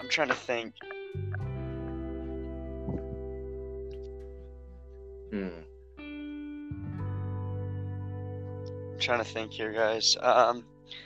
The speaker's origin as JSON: {"language": "English", "town": "Los Angeles", "region": "California", "country": "United States", "tie": "born or raised there", "said": "I'm a Los Angeles kid"}